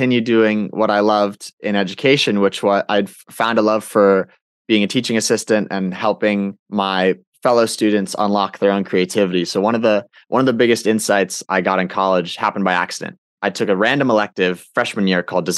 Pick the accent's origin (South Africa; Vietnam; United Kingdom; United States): United States; I grew up on the Intercoastal Waterway in the swamps